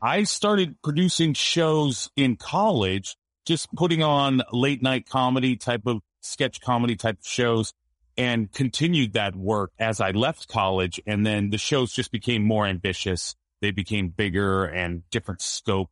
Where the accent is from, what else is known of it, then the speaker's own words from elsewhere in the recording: Seattle, Washington, United States; also born or lived in Los Angeles; Seattle's my hometown